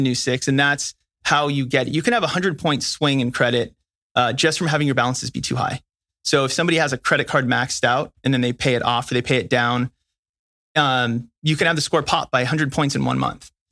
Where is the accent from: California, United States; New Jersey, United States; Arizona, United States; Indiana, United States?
California, United States; I'm from California